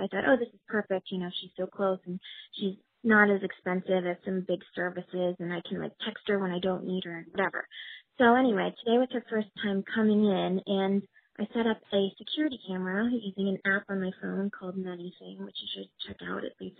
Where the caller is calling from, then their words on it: New York City, New York, United States; I'm calling from Brooklyn, New York